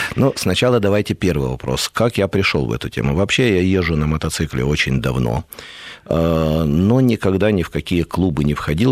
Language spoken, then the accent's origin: Russian; Kyiv, Ukraine; moved away; also born or lived in Moscow; я вырос не в Москве, а в Киеве, рядом с мотозаводом.